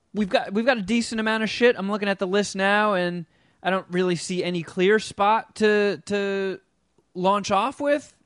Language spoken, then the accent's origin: English; United States; I'm American.